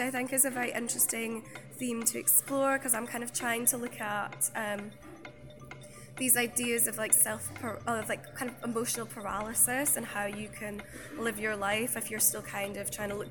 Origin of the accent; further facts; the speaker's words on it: Scotland, United Kingdom; I'm Scottish.